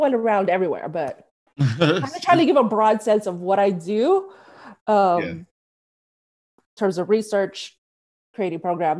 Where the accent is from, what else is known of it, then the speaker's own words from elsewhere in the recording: Philippines; So I'm Filipino. I haven't seen a lot of people who look like me in the field. And therapy is taboo in my community.